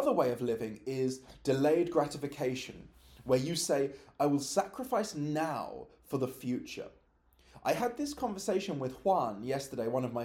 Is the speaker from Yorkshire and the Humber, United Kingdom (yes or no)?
no; London, United Kingdom; I was born and raised in London